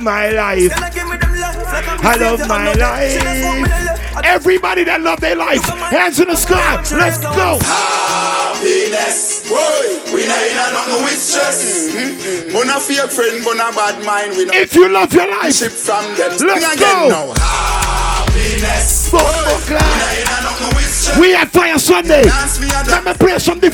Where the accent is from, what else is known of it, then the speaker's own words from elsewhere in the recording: Jamaica; also born or lived in East Coast; I'm Jamaican